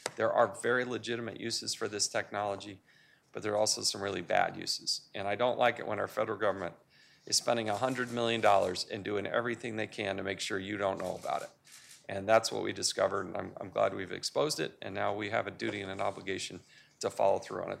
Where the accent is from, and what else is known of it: United States